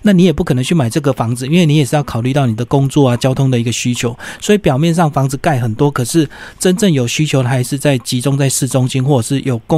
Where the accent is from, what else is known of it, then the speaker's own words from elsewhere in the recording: Taiwan; 到时候搞不好就很多空屋，因为我们台湾人已经变很少了这样子。